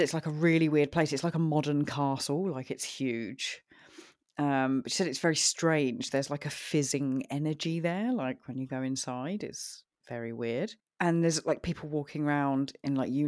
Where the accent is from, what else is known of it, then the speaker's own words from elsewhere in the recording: East Grinstead, South East England, United Kingdom; also born or lived in Sutton, London; when I was about 7 or 8, we moved from Sutton, which was in Surrey at the time, but it's now in like Greater London. And we moved to East Grinstead